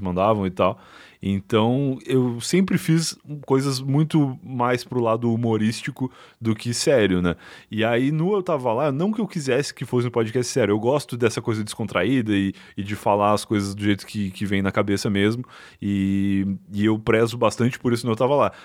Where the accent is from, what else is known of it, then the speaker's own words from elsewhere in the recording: Rio Grande, Rio Grande do Sul, Brazil; moved away as an adult; now in São Paulo, Brazil; eu, como gaúcho, saindo do sul para cá e como não só como gaúcho, mas como Rio Grandino